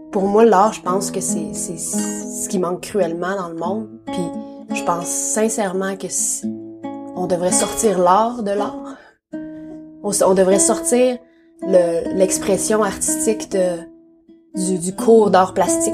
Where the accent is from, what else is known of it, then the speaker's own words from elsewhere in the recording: Abitibi-Témiscamingue, Quebec, Canada; moved away as an adult; now in Nelson, Canada; Je suis née en Abitibi-Témiscamingue au Québec.